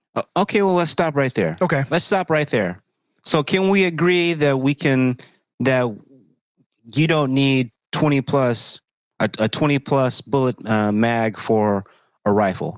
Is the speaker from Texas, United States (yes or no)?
yes; Texas, United States; moved away; I'm from Texas originally.